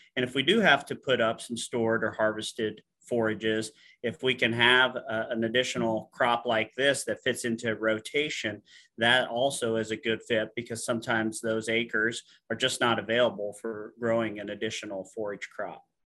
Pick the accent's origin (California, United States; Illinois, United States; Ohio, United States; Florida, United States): Illinois, United States; Alexis; I grew up in Western Illinois, uh, a little town called Alexis